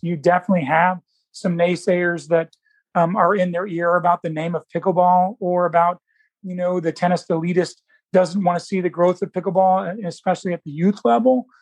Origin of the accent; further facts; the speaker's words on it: Indianapolis, Indiana, United States; also born or lived in Alabama; Indianapolis, which I've been in my all, all my life, except for the University of Alabama